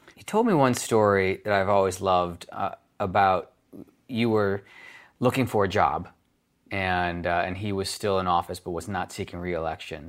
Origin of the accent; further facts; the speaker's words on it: Washington, District of Columbia, United States; stayed in D C, and that's where I was born, in D C